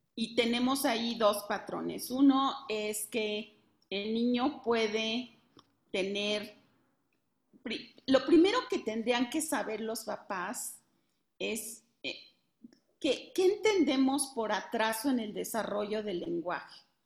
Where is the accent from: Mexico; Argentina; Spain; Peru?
Mexico; de México